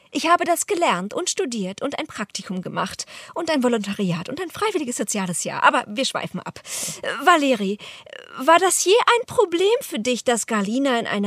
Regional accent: Berlin, Germany; Ja, ich, ich, ich meinte, also ich, ich bin Berlinerin.

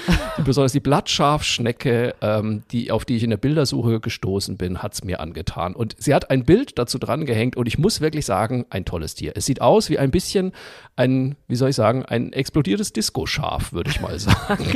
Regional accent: Zeil am Main, Bavaria, Germany; moved away; also born or lived in Cologne; Ich komme ja aus Franken, aus dem mhm. schönen Örtchen Zeiler Main, Fachwerk Frohsinn Frankenwein. Und ähm, bei uns im Ort gab es früher, als ich aufgewachsen bin, noch eine Zuckerfabrik.

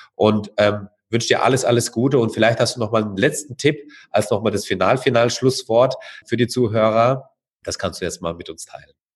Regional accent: Karlsruhe, Baden-Württemberg, Germany; bei uns in Karlsruhe

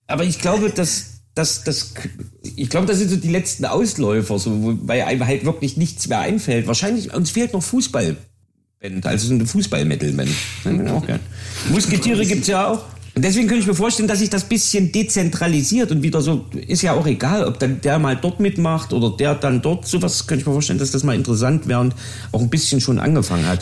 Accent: Jena, Thuringia, Germany; ich komme ja aus Jena

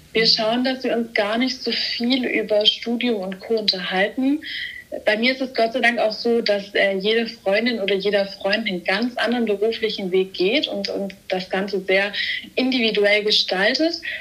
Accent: Stuttgart, Baden-Württemberg, Germany; ich komme aus Stuttgart, bin 23 Jahre alt

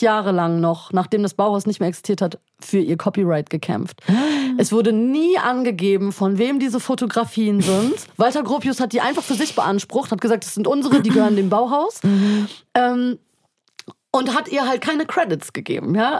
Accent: Berlin, Germany; wir kommen aus Berlin, hier ist irgendwie eine Metropole

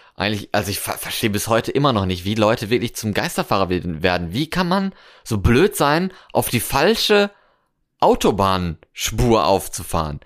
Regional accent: North Rhine-Westphalia, Germany; now in Cologne, Germany; aus meiner Heimat, so Westfalen

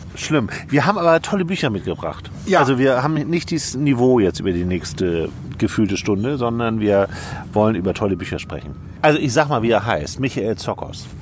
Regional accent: Schleswig-Holstein, Germany; müssen wir als Schleswig-Holsteiner ja mal sagen

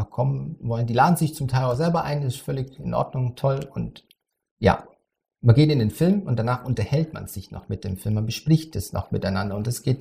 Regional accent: Krumbach, Bavaria, Germany; Ich komme aus Bayern, das, also aus Krumbach, das liegt zwischen Augsburg und Ulm.

